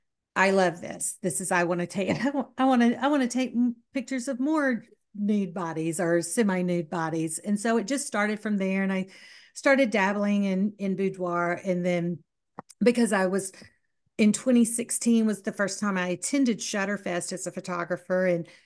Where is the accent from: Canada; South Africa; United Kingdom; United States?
United States; Southern United States; accent: southern; That's my southern accent coming out.